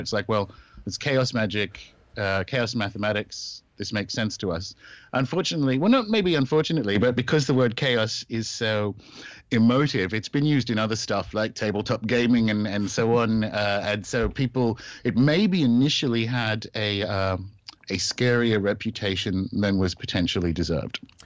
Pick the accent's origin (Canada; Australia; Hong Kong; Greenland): Australia; moved away as an adult; also born or lived in New Zealand / United Kingdom; I was born and raised in Australia